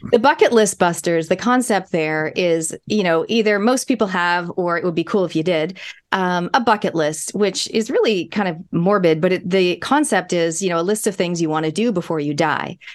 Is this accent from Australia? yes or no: no; Canada; now in New Zealand; my parents are Kiwis, my grandparents are Kiwis. I was born in Canada. This accent has been with me my whole life.